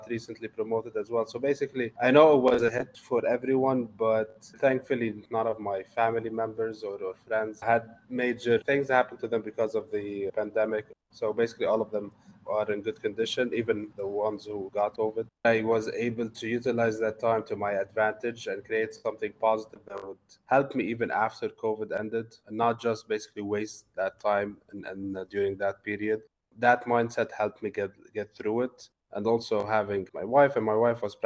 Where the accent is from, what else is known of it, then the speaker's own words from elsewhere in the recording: Lebanon; moved away as an adult; also born or lived in Dubai, United Arab Emirates / Arlington, Virginia, United States; now in United States; I was born and raised in Lebanon and in the Middle East